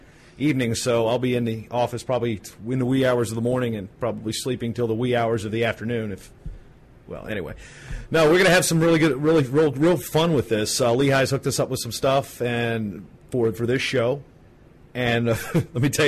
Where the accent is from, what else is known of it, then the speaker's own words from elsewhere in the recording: Virginia, United States; I'm from Virginia?